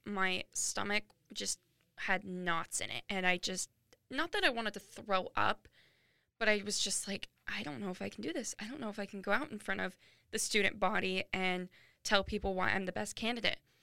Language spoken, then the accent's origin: English; Washington, United States; moved away as an adult; now in Phoenix, United States; I go to school in Phoenix, Arizona, but I grew up in Washington